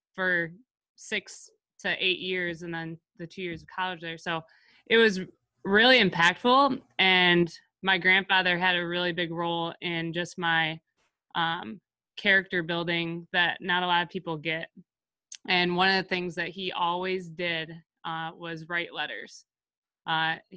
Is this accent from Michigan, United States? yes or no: yes; Houghton Lake, Michigan, United States; moved away as an adult; now in Battle Creek, United States; I am in my hometown with my parents and in my childhood basement right now